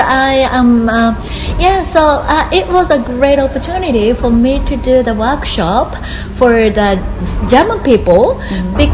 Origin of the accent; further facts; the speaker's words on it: Japan; I live in Tokyo right now, but I will be moving to Kyoto next year, mm -hmm. and uh, to be uh, a principal of high school.